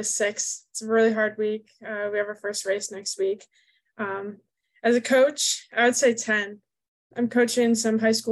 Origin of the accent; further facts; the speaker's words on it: Cleveland, Ohio, United States; also born or lived in Dayton, Ohio; I'm from Cleveland, Ohio, and I go to school at the University of Dayton.